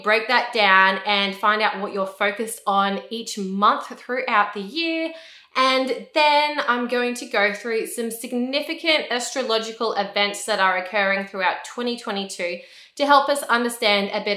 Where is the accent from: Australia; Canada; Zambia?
Australia; I'm an Australian. I live in Australia.